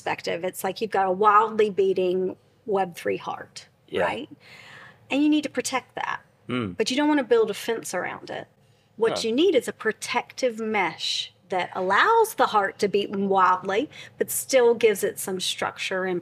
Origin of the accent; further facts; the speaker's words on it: United States; moved away as an adult; now in London, United Kingdom; As an American living outside in London for the past 21 years